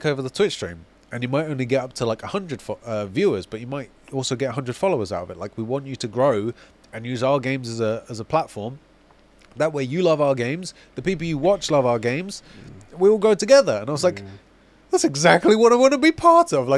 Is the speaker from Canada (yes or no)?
no; United Kingdom; We're British